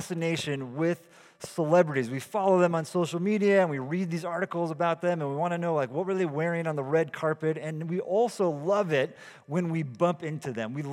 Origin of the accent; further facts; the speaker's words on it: California, United States; I'm from California too.